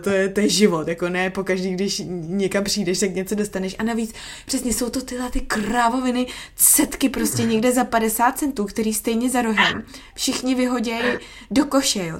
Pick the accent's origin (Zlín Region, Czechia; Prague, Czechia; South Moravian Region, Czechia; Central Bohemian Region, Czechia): Prague, Czechia; moved away as an adult; also born or lived in United States / England; now in Australia; já jsem z Prahy